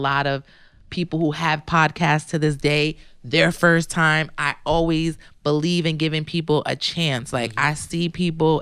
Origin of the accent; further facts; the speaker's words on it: New Jersey, United States; I'm a girl from Jersey. I'm a girl from Jersey